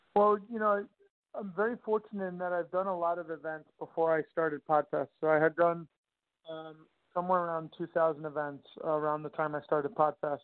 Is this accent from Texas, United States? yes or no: no; Long Island, Nassau County, New York, United States; I grew up in Long Island, New York, Nassau County to be exact